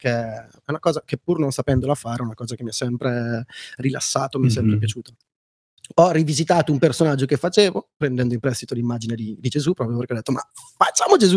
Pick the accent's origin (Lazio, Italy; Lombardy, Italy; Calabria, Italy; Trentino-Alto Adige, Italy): Lombardy, Italy; Brescia; now in Milan, Italy; perché quando torno a Brescia mi dicono parli come un milanese, quando